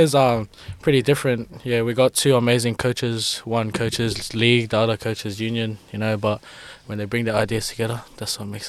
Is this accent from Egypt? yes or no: no; New Zealand; moved away; I came from New Zealand